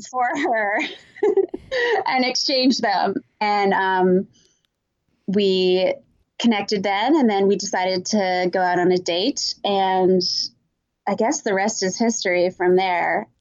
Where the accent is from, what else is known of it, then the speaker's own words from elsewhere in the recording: Vermont, United States; moved away; growing up in Vermont